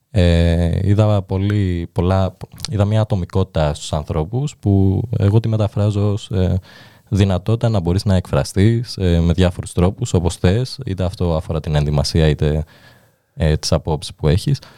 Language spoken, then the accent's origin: Greek; Fier, Fier County, Albania; Ε, η αλήθεια είναι μεγάλωσα στο Φιέρι, η οποία είναι μικρή πόλη.